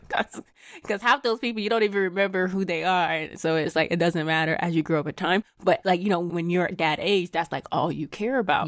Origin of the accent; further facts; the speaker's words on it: Lagos, Nigeria; moved away; I was not born here. I was born in Lagos, Nigeria